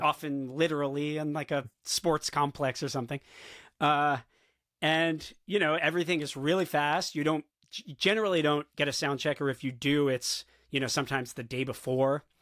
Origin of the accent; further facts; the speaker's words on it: South Florida, United States; now in New York City, United States; I grew up in South Florida